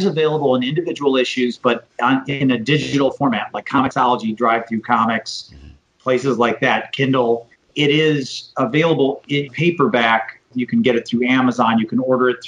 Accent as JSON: {"language": "English", "region": "Michigan", "country": "United States", "tie": "born or raised there", "moved": "yes", "lives_now": "Florida, United States", "said": "my home state of Michigan"}